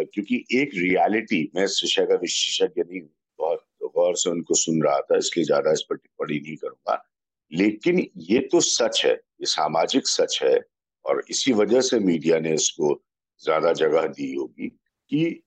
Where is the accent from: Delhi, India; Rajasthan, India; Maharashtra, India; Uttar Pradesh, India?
Uttar Pradesh, India; मैं उत्तर प्रदेश का रहने वाला हूँ